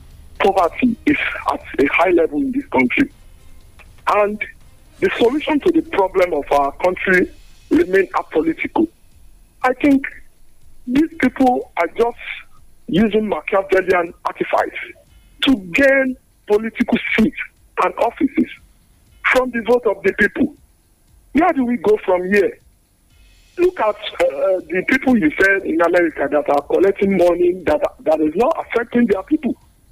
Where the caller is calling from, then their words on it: Abeokuta, Ogun State, Nigeria; From Sabu Abeokuta.